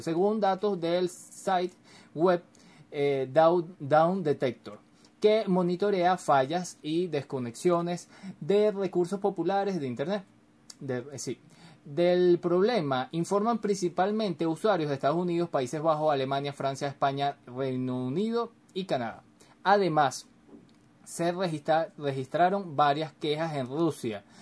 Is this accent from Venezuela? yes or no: yes; Venezuela; aquí en Venezuela, yo soy venezolano